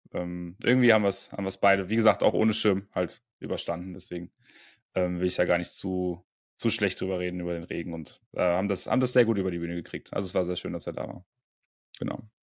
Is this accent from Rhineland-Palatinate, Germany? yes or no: no; Bonn, North Rhine-Westphalia, Germany; moved away; Bonn, meine alte Heimat